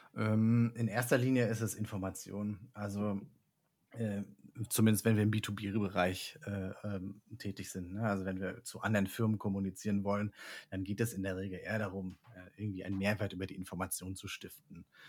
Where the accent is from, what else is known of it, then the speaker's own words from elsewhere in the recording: Rostock, Mecklenburg-Vorpommern, Germany; now in Catalonia, Spain; aus der Region, wo ich herkomme. Ich komme aus Rostock